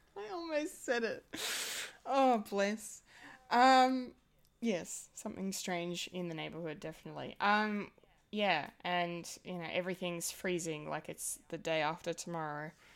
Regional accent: Australia; as an Australian

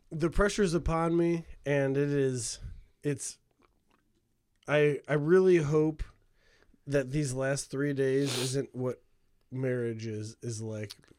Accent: Hammond, Indiana, United States; growing up in Hammond

